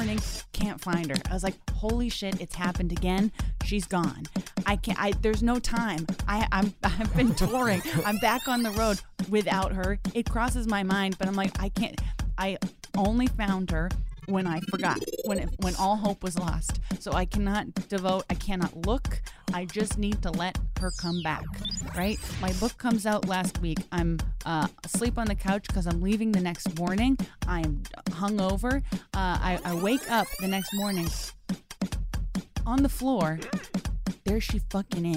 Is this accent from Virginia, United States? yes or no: no; Brockton, Massachusetts, United States; my hometown baseball team being called the Brockton Rocks